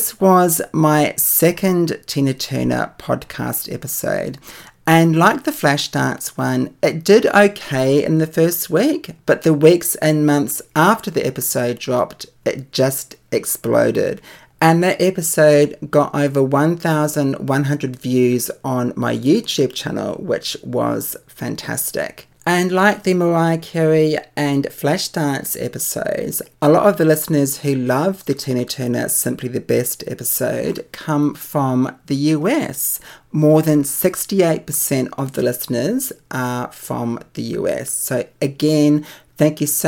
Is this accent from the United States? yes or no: no; New Zealand; now in Australia; my home country, New Zealand.